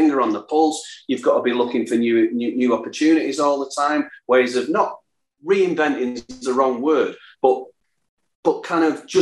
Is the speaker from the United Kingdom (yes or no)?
yes; Salford, North West England, United Kingdom; I'm from Salford